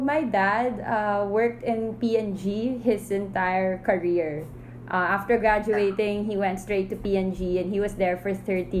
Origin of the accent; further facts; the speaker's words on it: Manila, Metro Manila, Philippines; also born or lived in Jakarta, Indonesia; So I was born here in Manila, and then when I was 3 years old, my dad was assigned to Indonesia, Jakarta, Indonesia. So he stayed there for another 3 years, and then he got the call that he was assigned back to Manila.